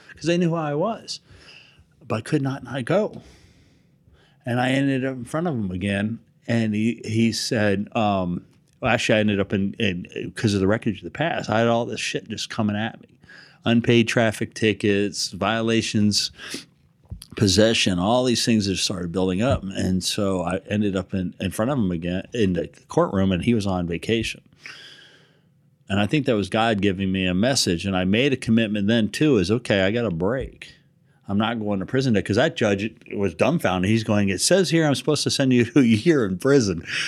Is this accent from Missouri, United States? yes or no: no; Hawaii, United States; growing up in Hawaii, surfing